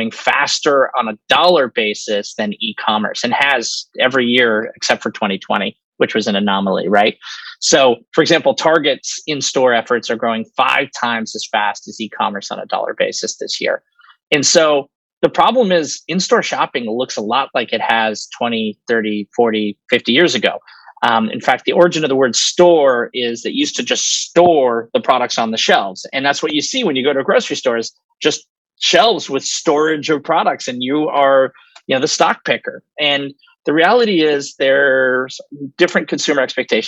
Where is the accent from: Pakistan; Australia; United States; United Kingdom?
United States; New York City, New York; also born or lived in Austin, Texas; I'm a born and raised New Yorker. I grew up on Washington Square Park